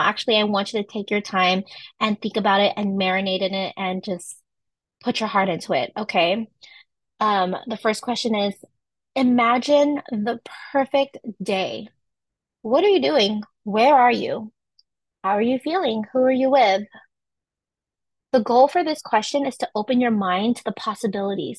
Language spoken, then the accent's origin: English; San Francisco Bay Area, California, United States; I'm from California, specifically from San Francisco Bay Area